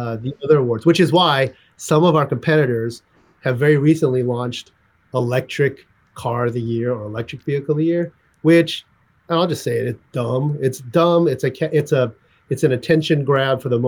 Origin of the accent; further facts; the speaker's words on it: California, United States; also born or lived in St. Louis, Missouri; then we moved to California